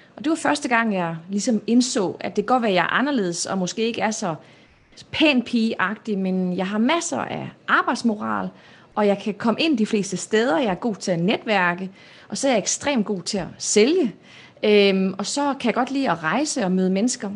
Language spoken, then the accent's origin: Danish; Denmark; moved away as an adult; also born or lived in Morocco / South Jutland / North Jutland; now in Palo Alto, United States; opvokset i Nordjylland og Sønderjylland